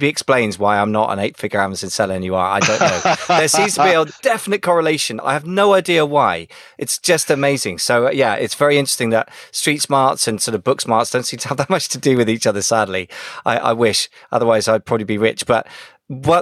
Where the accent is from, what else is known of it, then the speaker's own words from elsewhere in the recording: United Kingdom; as a Brit